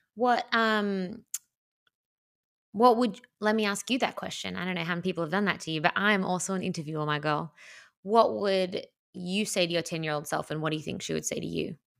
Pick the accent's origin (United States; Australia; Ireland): Australia; I'm Australian